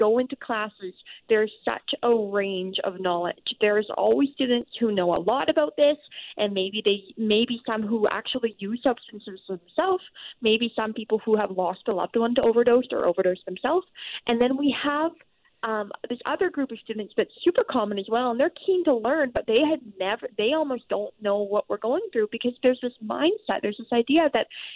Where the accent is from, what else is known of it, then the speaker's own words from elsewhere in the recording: British Columbia, Canada; as British Columbians